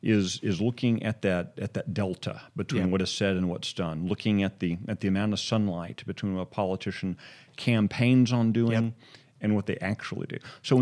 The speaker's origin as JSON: {"language": "English", "region": "Texas", "country": "United States", "tie": "born or raised there", "said": "as a kid growing up in North Texas, at various points we lived in North Texas"}